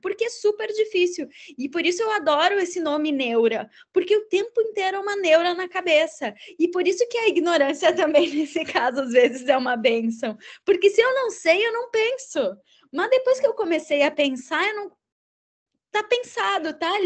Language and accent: Portuguese; Caxias do Sul, Rio Grande do Sul, Brazil; em Caxias do Sul, que é de onde eu sou de origem